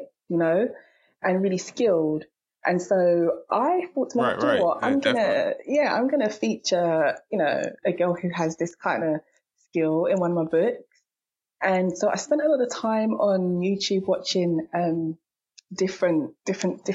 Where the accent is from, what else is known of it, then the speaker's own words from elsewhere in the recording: London, United Kingdom; I'm from London, so that's probably one of the most diverse cities in the world